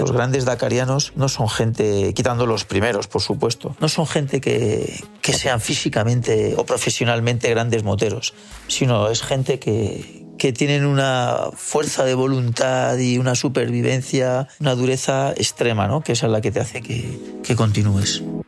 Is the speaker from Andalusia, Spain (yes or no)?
no; Madrid, Community of Madrid, Spain; Soy de Madrid, trabajo en el, en el ayuntamiento como bombero